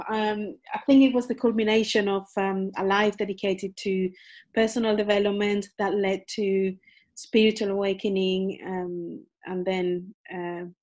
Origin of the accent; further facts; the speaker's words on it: Spain; moved away as an adult; also born or lived in United Kingdom; I was born in Spain.